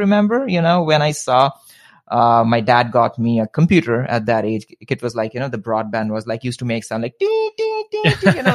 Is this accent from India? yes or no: yes; India; moved away as an adult; also born or lived in Midwest, United States; now in United States; both born and raised in India, spent 23 years of my life in India, and then one sudden morning thought about moving to the US